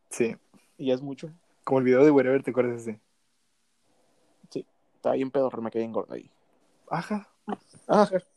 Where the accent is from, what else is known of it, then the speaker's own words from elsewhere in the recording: Mexico City, Mexico; No, veía mucho los chilangos. Somos chilangos.